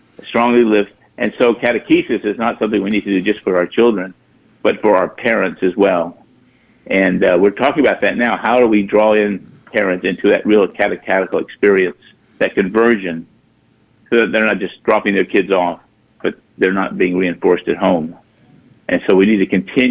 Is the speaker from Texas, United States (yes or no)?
yes; Dallas, Texas, United States; now in Baton Rouge, United States; I go to Dallas, my hometown